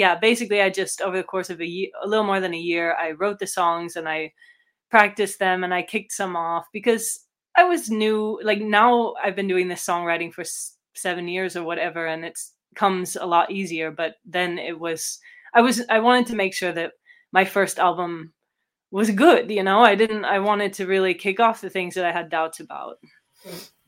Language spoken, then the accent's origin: English; California, United States; moved away as an adult; also born or lived in San Diego / Netherlands; now in Germany; I grew up in California